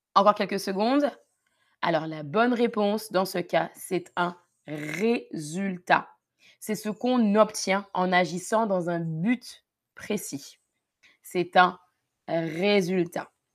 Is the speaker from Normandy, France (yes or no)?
no; Paris region, Île-de-France, France; j'ai grandi en région parisienne en France, près de Paris